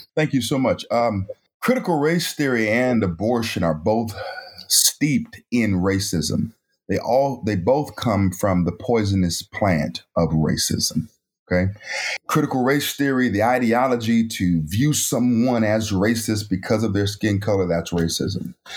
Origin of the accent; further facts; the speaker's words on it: Raleigh, North Carolina, United States; also born or lived in Elizabeth City, North Carolina; I was born in Elizabeth City, North Carolina, a small town on the coast of North Carolina. At the age of about five, my mother moved us from Elizabeth City, North Carolina to Raleigh, North Carolina